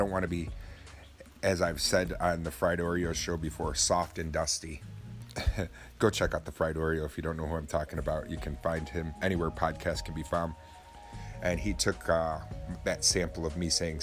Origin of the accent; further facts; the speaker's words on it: Oswego, New York, United States; my hometown is only about 17,000 people in Oswego, New York.